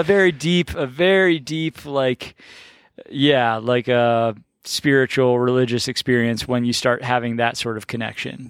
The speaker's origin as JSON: {"language": "English", "town": "Baltimore", "region": "Maryland", "country": "United States", "tie": "born or raised there", "moved": "yes", "said": "I grew up in Baltimore"}